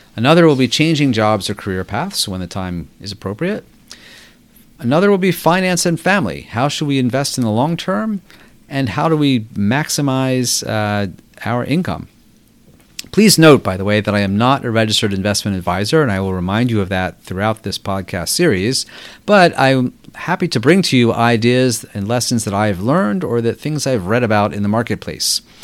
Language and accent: English; Baltimore, Maryland, United States; moved away as an adult; also born or lived in New York; I grew up in Baltimore before attending college at Harvard University